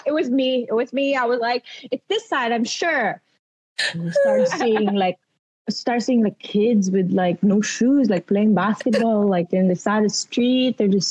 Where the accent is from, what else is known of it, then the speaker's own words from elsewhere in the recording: Philippines; accent: Filipino; I speak English but with a Filipino accent.